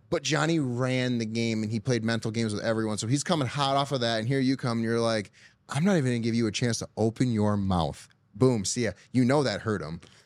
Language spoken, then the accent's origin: English; Michigan, United States; I'm from Michigan